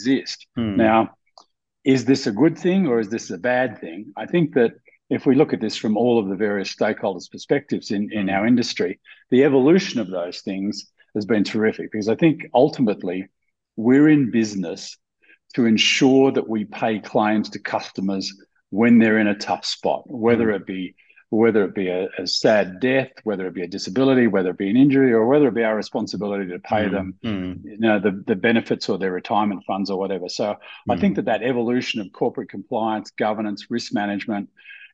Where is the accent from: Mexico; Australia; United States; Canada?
Australia; moved away as an adult; also born or lived in Sydney, Australia; I'm Australian by birth, global by choice, and blessed by fate. Mm-hmm. I'm an Australian who hasn't lived in Australia for almost 30 years now